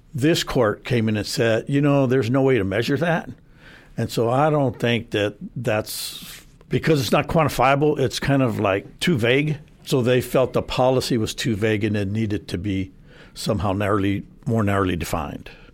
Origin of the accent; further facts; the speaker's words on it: San Antonio, Texas, United States; I was born and raised in San Antonio. Uh, grew up on the South Side